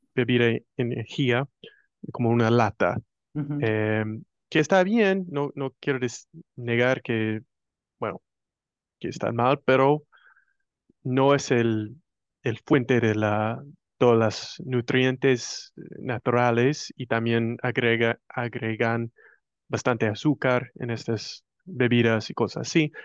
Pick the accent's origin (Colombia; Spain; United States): United States; Spanish is a second language; yo soy puro como decían en, Argentina, un gringo americano, como quieres decir, soy estadounidense